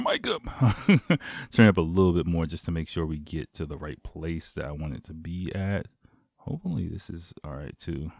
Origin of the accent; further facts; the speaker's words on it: United States; moved away; my home country